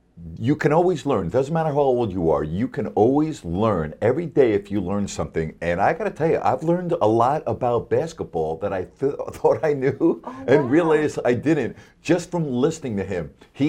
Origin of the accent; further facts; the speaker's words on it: New York, United States; now in Sacramento, United States; I grew up in New York